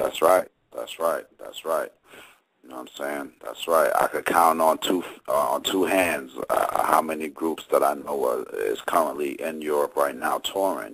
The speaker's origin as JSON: {"language": "English", "region": "New Jersey", "country": "United States", "also_born_or_lived": "Virginia", "said": "I'm from Jersey"}